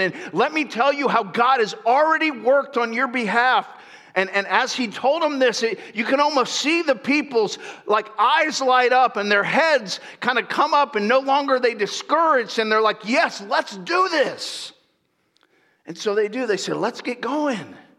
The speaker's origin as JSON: {"language": "English", "town": "Lakeland", "region": "Florida", "country": "United States", "tie": "born or raised there", "moved": "yes", "said": "I grew up there at Central Florida, a little town called Lakeland"}